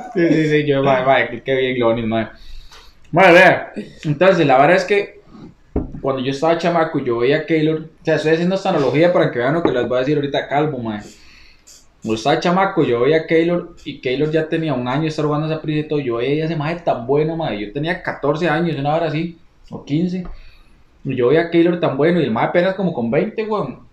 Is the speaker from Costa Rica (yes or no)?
yes; Costa Rica; also born or lived in Panama; soy tico